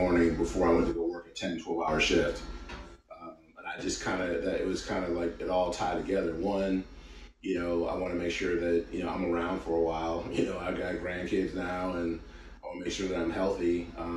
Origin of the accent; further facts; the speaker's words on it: Cleveland, Ohio, United States; now in Florida, United States; I am originally from Cleveland, Ohio